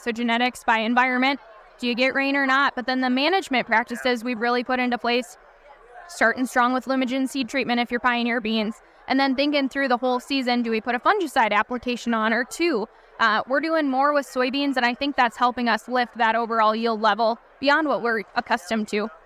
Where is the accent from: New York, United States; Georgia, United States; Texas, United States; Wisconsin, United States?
Wisconsin, United States; I come from Wisconsin